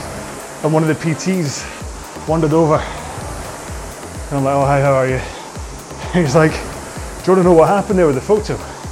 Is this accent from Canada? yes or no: no; United Kingdom; Now, I'd already questioned it once, and being terribly British, I wasn't going to question it again